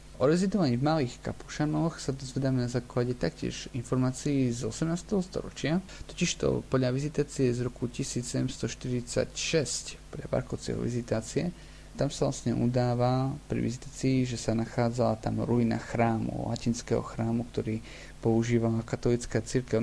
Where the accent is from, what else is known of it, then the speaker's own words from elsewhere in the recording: Huskovo, near Uzhhorod, Zakarpattia Oblast, Ukraine; ja konkrétne pochádzam z Husaka